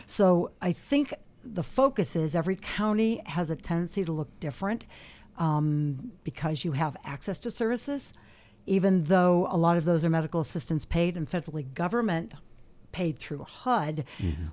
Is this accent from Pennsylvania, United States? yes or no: yes; Erie, Pennsylvania, United States; born and raised in Erie, lived away a couple years, came back